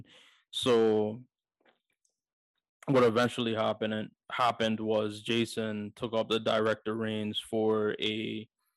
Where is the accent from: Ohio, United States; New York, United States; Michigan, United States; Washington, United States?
New York, United States; being a New Yorker